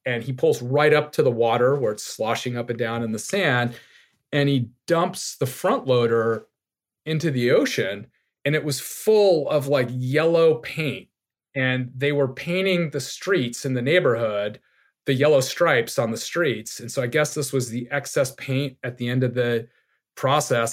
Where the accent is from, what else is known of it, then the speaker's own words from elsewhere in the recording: Laguna Beach, California, United States; also born or lived in Long Island, New York / Saipan; I grew up in Laguna Beach, small beach town in Southern California